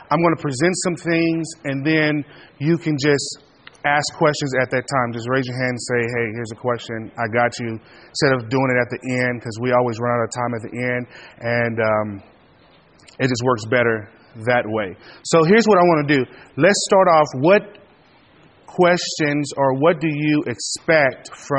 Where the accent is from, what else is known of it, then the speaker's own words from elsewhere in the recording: Kansas City, Missouri, United States; moved away as an adult; also born or lived in Springfield, Missouri; now in Cincinnati, United States; I am originally from Kansas City, Missouri